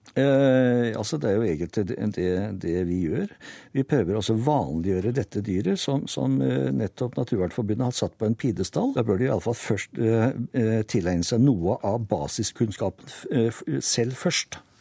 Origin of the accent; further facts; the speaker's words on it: Norway; Jeg kommer selv fra Hallen kommune